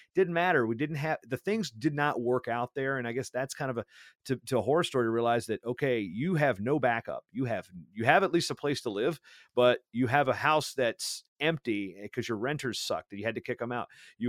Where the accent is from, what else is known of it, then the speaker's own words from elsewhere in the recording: East Coast, United States; I mean, I'm from the East Coast.